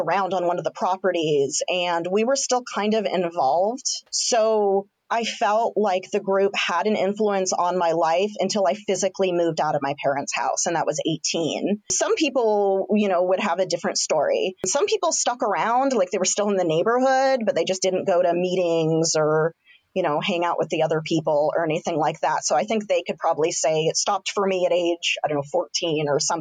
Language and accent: English; Santa Barbara, California, United States; moved away; I grew up in Santa Barbara and now I'm here